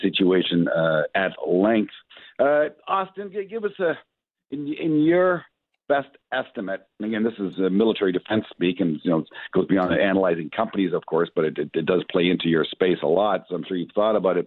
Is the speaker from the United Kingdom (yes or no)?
no; Canada